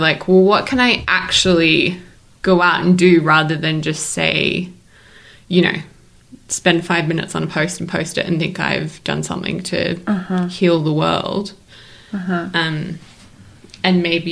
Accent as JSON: {"language": "English", "country": "Australia", "moved": "yes", "lives_now": "Salt Lake City, United States", "said": "I'm an Australian citizen"}